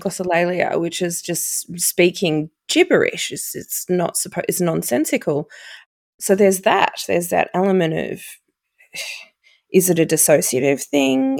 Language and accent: English; Seaspray, Victoria, Australia; my hometown out at Seaspray